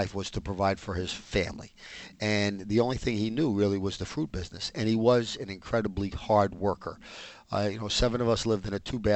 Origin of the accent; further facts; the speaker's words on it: New York City, New York, United States; The seven of us wound up growing up in the Dyckman Street section of Manhattan